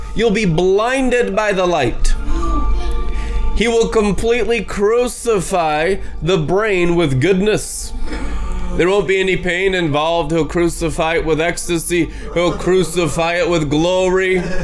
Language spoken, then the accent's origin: English; United States; as American Christians